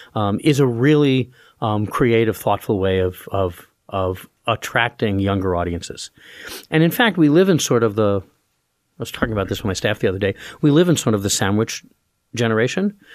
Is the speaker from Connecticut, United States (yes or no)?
no; New York City, New York, United States; also born or lived in Roanoke, Virginia / Wellesley / Northwestern; now in Allentown, United States; I grew up in Brooklyn, New York